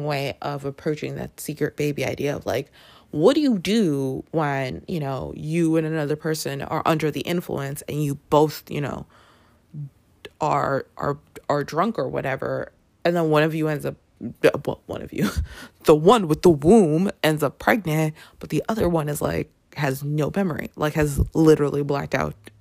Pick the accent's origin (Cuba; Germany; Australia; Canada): Canada; Toronto, Ontario; I grew up in Toronto, and Toronto has yearly a huge Caribbean festival called Caribana